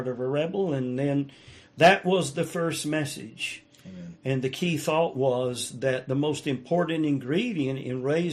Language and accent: English; the South, United States; I was raised in the South